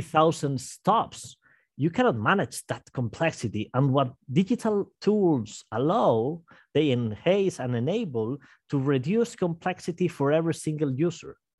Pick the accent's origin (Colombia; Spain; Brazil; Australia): Spain; Santander, Cantabria; moved away as an adult; now in Madrid, Spain; I was working in my hometown of Santander